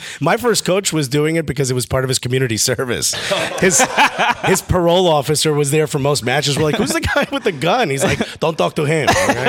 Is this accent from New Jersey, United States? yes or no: yes; Newark, New Jersey, United States; I'm originally from Newark.